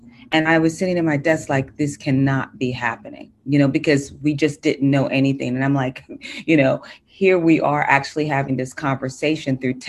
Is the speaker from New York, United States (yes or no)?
yes; New York City, New York, United States; I live in Brooklyn. I'm a New Yorker.